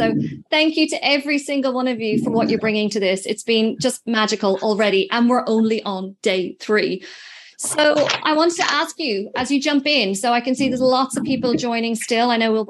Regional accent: Ireland; I'm Irish.

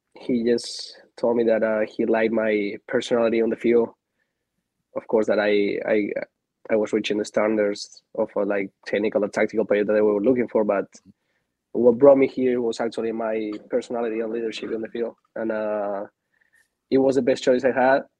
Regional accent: Spain; moved away as an adult; also born or lived in Argentina; now in Atlanta, United States; I'm from Argentina. I moved to Spain when I was five years old, so I played my whole career back there.

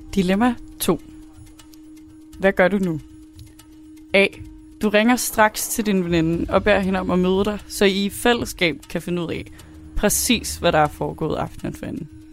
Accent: Southern Jutland, Southern Denmark, Denmark; kommer fra Sønderjylland

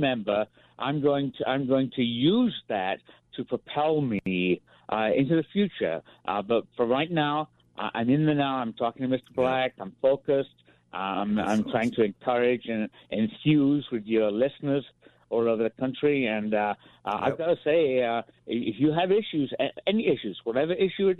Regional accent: England, United Kingdom; moved away; I'm an Englishman.

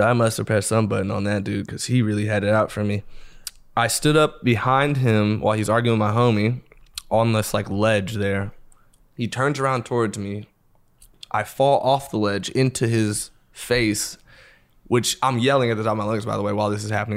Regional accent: Los Angeles, California, United States; I grew up in L

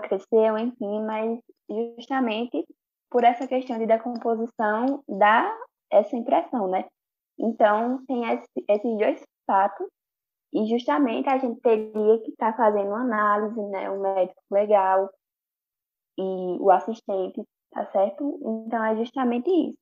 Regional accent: Bezerros, Pernambuco, Brazil; also born or lived in Recife; eu nasci em Recife, mas eu fui criada em Bezerros

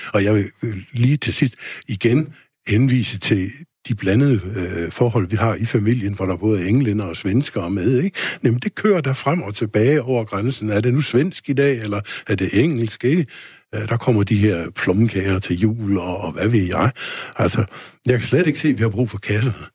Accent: Denmark; her i lille Danmark

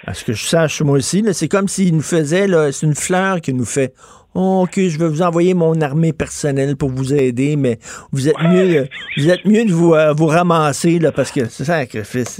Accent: Quebec, Canada; on n'est pas des Américains, on est des Québécois

